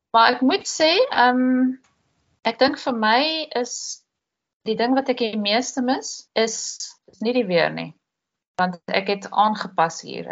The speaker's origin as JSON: {"language": "Afrikaans", "country": "South Africa", "moved": "as an adult", "lives_now": "Netherlands", "said": "Hulle weet ek is 'n Suid-Afrikaner"}